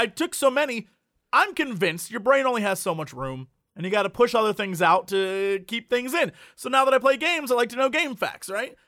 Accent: United States; we're American

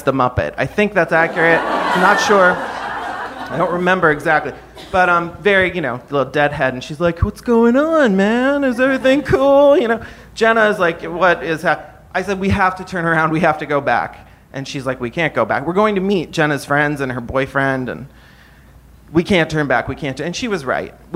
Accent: South Bend, Indiana, United States; I grew up in South Bend, Indiana

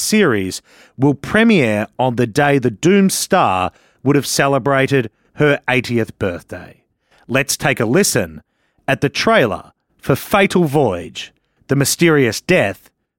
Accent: Australia; moved away as an adult; now in United States; As an Australian who moved to the United States in 2008

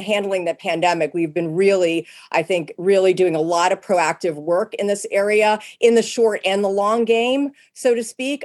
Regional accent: Pennsylvania, United States; moved away; I grew up in Pennsylvania where there are lots of blue laws

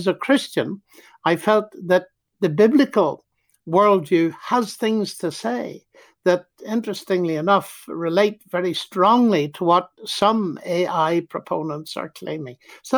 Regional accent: Ireland

